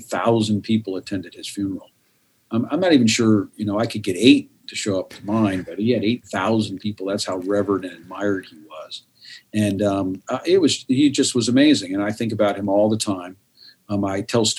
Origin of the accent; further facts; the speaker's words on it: United States; I'm a U.S. guy. I'm an American guy.